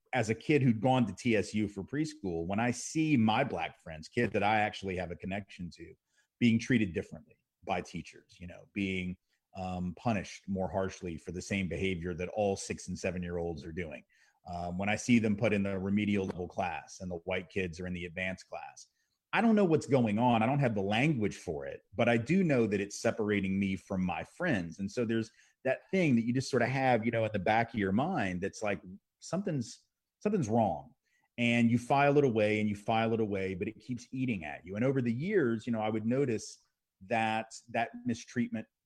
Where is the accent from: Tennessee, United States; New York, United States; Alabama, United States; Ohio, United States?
Tennessee, United States; Nashville; also born or lived in New Orleans, Louisiana / Houston, Texas; I grew up in Nashville, Tennessee, which is where I live again today